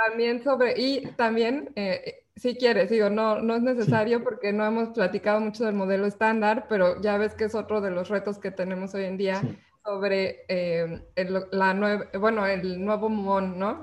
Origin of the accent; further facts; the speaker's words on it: Mexico; nosotros somos científicas, somos mexicanas